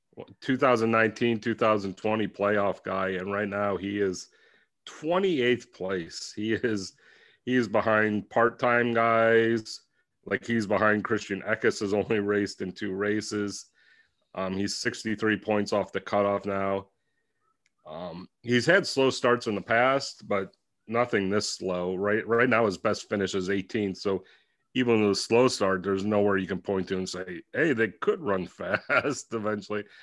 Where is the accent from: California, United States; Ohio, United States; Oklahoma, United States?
Ohio, United States; I'm from Ohio